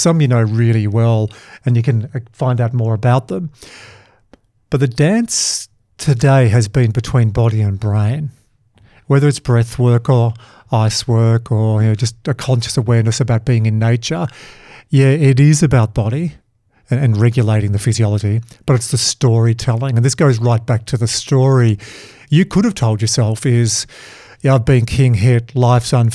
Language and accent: English; Dubbo, New South Wales, Australia; I'm from Dubbo